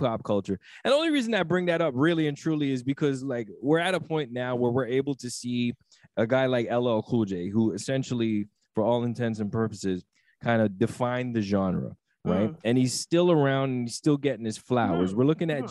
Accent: Toronto, Ontario, Canada; being from Toronto and growing up in Toronto

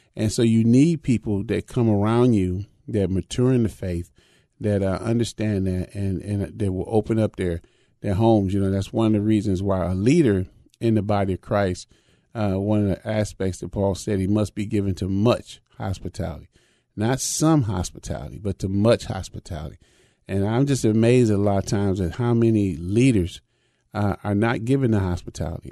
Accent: Chicago, Illinois, United States; growing up even in Chicago

